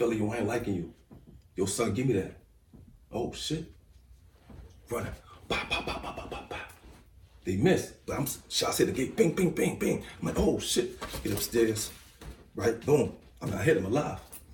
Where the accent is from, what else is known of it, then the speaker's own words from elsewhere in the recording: New York City, New York, United States; 15 years old. I'm from Tilden. Being from Brownsville, you from Tilden